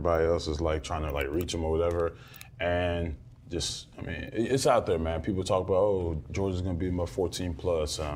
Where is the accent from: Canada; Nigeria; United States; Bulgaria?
Nigeria; I'm Nigerian